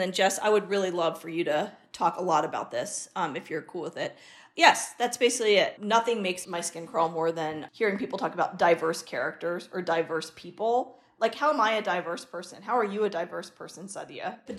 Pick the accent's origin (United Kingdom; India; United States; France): India; I'm an Indian woman, I'm a brown woman